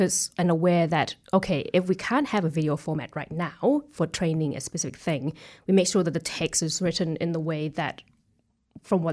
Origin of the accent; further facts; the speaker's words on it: Bangkok, Thailand; also born or lived in Auckland, New Zealand; now in New Zealand; I'm originally from Thailand, from the city of Bangkok.